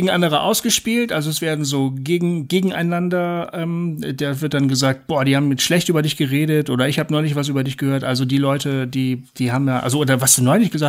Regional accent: Bremen, Germany; Bremen war mir wichtig, ja, ich bin Bremer.

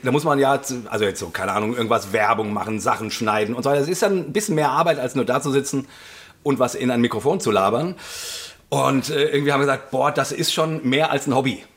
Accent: Langen, Hesse, Germany; moved away; ich bin ja in Langen aufgewachsen

